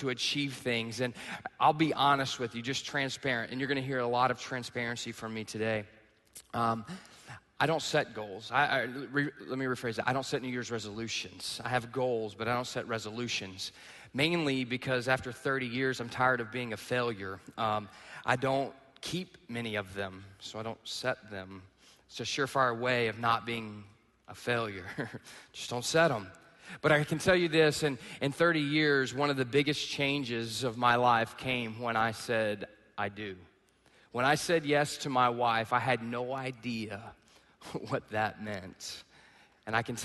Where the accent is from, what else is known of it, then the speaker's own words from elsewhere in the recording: East Texas, United States; moved away; I grew up in the South, okay? I'm in the backwoods of East Texas.